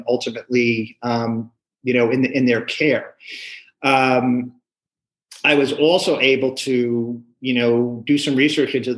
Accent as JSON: {"language": "English", "region": "New York", "country": "United States", "tie": "born or raised there", "moved": "yes", "lives_now": "California, United States", "said": "I was born and raised in New York"}